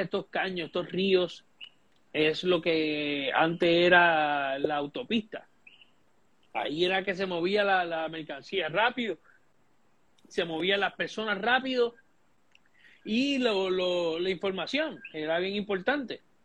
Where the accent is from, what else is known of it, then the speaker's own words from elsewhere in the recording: Puerto Rico; nosotros como puertorriqueños